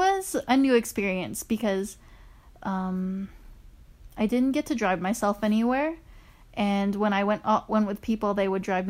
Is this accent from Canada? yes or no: no; Philippines; Well, I am Filipino.